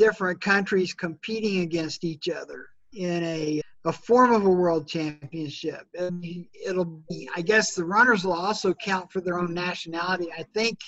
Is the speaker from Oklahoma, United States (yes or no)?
yes; Norman, Oklahoma, United States; I grew up in Norman, Oklahoma, and was around the football team all the time